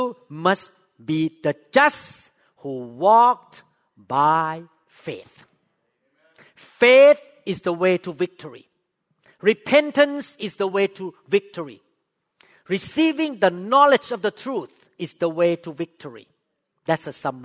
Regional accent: Thailand; English is a second language; moved away as an adult; also born or lived in Seattle, United States; now in United States; When I just moved to the U.S., I was so discriminated by American doctors here because I spoke with accent. I'm from Thailand

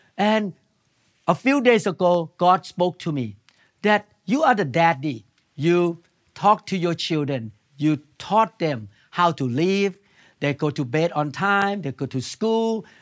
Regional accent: Thailand; moved away; I came from Thailand.

